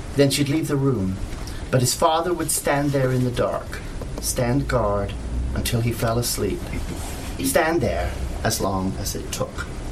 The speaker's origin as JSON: {"language": "English", "country": "Canada", "said": "I'm a Canadian writer"}